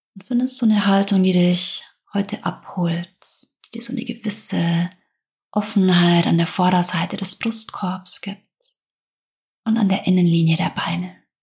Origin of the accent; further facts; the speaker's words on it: Southern Germany, Germany; accent: southern German dialect; Ich komme aus Süddeutschland, vielleicht hörst du es an meinem Dialekt